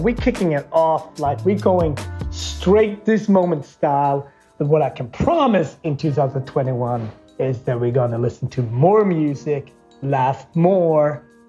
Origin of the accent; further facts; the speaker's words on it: Sweden; growing up in Sweden